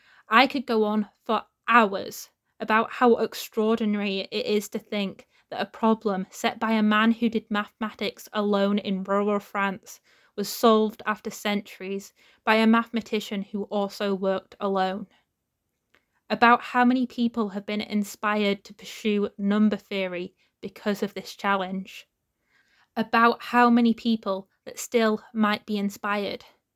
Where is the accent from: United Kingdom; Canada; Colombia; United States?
United Kingdom; Wakefield, Yorkshire and the Humber; I'm from Wakefield